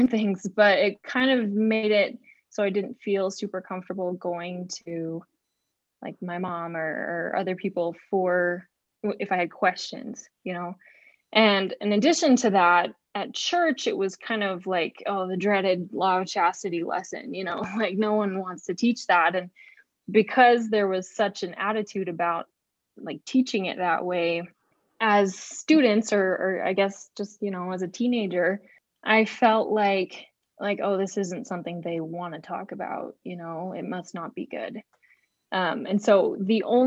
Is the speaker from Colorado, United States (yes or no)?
no; West Jordan, Utah, United States; I'm from West Jordan, Utah. I grew up in Utah most of my life